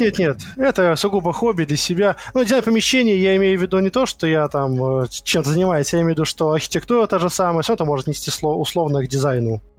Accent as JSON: {"language": "Russian", "region": "Moscow", "country": "Russia", "tie": "born or raised there", "said": "Родился в Москве в 1987 году"}